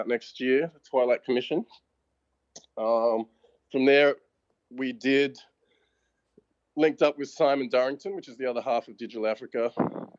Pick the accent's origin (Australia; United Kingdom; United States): Australia; Bellingen, New South Wales; also born or lived in Sydney; I grew up on the northeast coast, you know, always been connected to the ocean